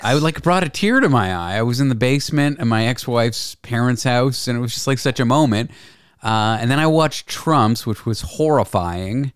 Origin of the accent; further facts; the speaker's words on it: Canada; now in United States; I'm a Canadian, which already it's like we don't care that much, and then I'm living in the U.S.